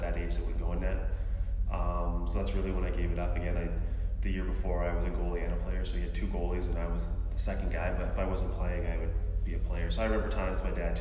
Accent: Calgary, Alberta, Canada; also born or lived in Saskatoon; I was born in Saskatoon, but I grew up in Calgary, played my minor hockey in Calgary

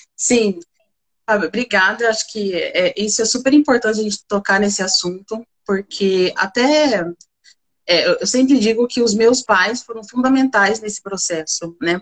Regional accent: Bebedouro, São Paulo, Brazil; eu sou do interior de São Paulo, de Bebedouro

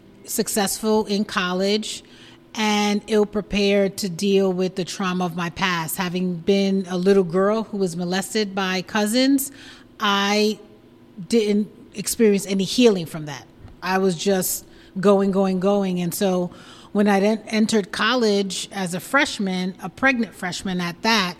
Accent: New York City, New York, United States; I was born and raised in Brooklyn, East New York, more specifically.

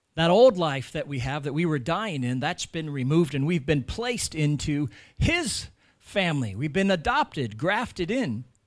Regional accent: United States; moved away as an adult; now in Ireland; I'm American

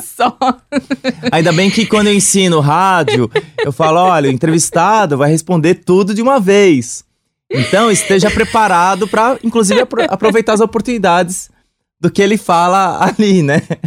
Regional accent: São Paulo, Brazil; sou do Sapopemba.

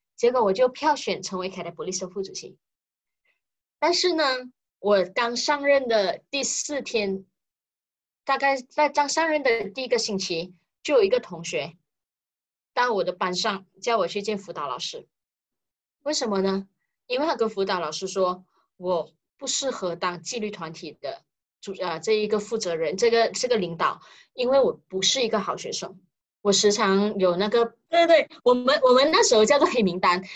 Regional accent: George Town, Penang, Malaysia; 我住的那一条地方就叫做日本新界，是日本新路，在槟城

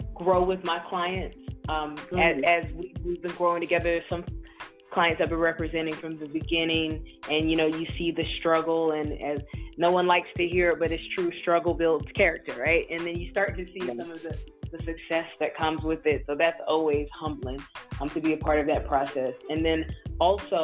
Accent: North Carolina, United States; moved away; I'm from North Carolina originally

